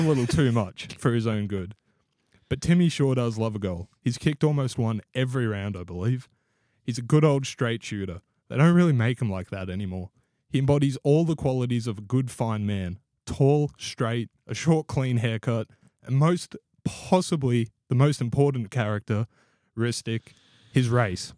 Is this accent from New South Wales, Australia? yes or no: no; Victoria, Australia; also born or lived in Queensland; now in Gold Coast, Australia; growing up in Victoria